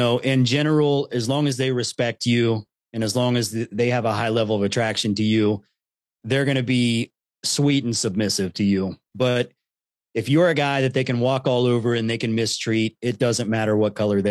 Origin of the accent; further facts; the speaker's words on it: Columbus, Ohio, United States; growing up in Columbus, Ohio, it's a very mixed city. I grew up with a lot of friends, you know, of all different cultures and ethnicities.